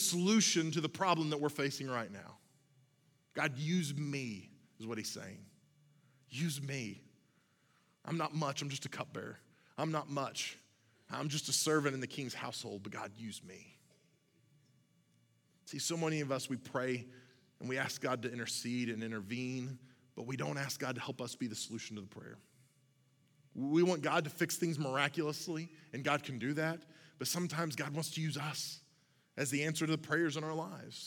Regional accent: Oklahoma, United States; I'm from Oklahoma. We eat things out of ditches in Oklahoma

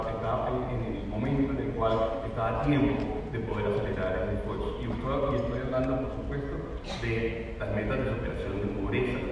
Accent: Colombia

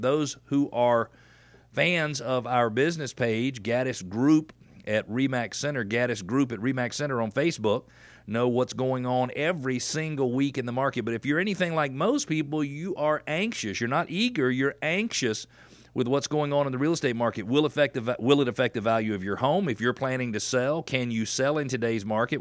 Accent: Atlanta, Georgia, United States; I'm from Atlanta

